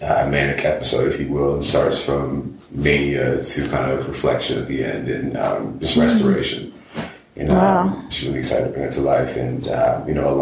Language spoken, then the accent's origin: English; Southern California, United States; also born or lived in Orange County / Inland Empire; I grew up in Southern California